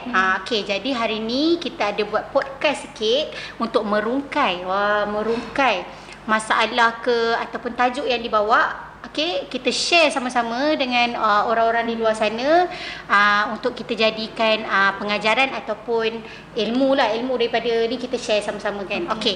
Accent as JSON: {"language": "Malay", "region": "Kuala Lumpur", "country": "Malaysia", "said": "Hmm, saya asal KL."}